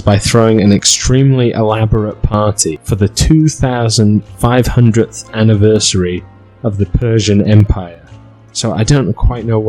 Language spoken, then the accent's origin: English; Wales, United Kingdom; I'm from Wales.